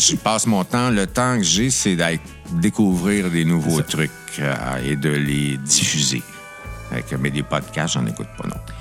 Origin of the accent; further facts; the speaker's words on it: Notre-Dame-du-Bon-Conseil, Quebec, Canada; moved away as an adult; also born or lived in Drummondville / Ottawa; now in Montreal, Canada; j'étais de Notre-Dame, du Bon Conseil. Hein, j'étais à Drummondville, mais moi, c'est Montréal qui m'intéressait